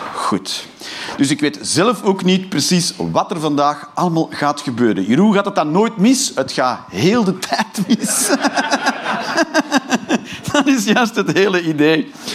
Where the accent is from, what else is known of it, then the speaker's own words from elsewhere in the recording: Flanders, Belgium; now in Eindhoven, Netherlands; ik ben een Vlaming